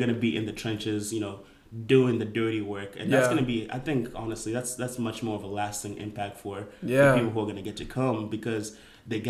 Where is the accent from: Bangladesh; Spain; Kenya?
Kenya; moved away; we're going to go to my home country, my hometown